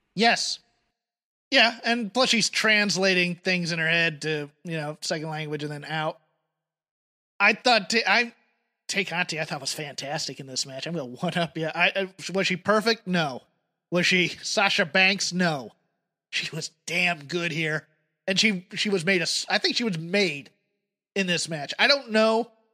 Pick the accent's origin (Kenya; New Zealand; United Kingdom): United Kingdom; now in United States; as a Brit